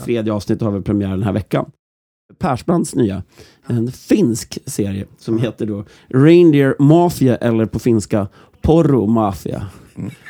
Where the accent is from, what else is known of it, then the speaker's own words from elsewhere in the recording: Norrland, Sweden; mig som norrlänning